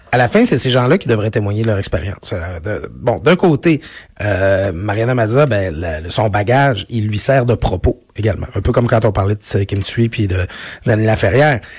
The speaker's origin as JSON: {"language": "French", "region": "Quebec", "country": "Canada", "said": "je viens du Lac-Saint-Jean"}